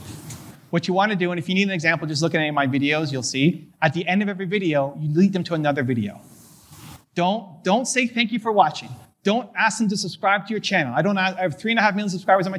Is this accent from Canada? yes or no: yes; Canada; I'm a Canadian